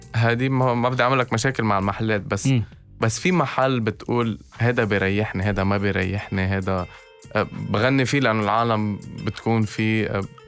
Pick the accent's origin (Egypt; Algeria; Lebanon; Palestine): Lebanon; عندنا بلبنان